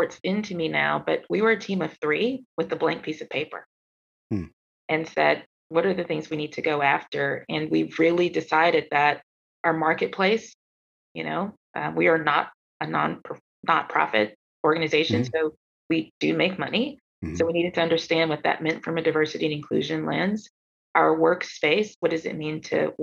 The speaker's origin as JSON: {"language": "English", "town": "Atlanta", "region": "Georgia", "country": "United States", "tie": "born or raised there", "said": "growing up in Atlanta, growing up in the South"}